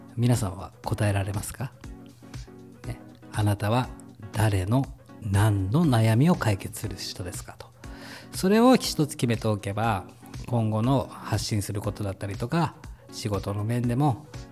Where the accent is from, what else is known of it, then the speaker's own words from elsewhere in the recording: Hokkaido, Japan; 僕は北、 北海道出身なんで